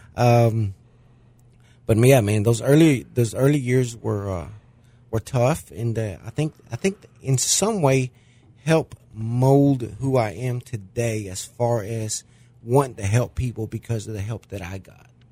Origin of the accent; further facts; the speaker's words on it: Mexico City, Mexico; born or raised there; now in De Queen, United States